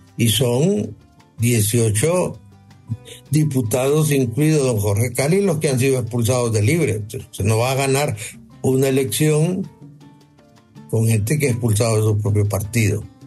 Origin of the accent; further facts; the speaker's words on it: Honduras; aquí somos hondureños